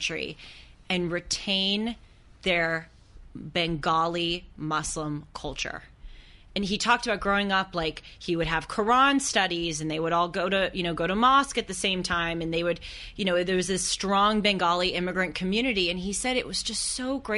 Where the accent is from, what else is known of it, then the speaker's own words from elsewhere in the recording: United States; We are American.